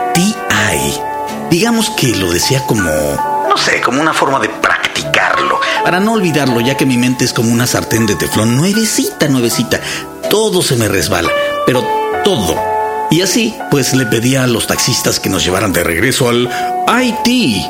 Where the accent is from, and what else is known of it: Mexico